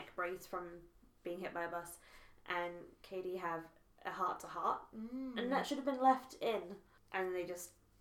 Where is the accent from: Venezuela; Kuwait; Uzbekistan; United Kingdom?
United Kingdom; as a British person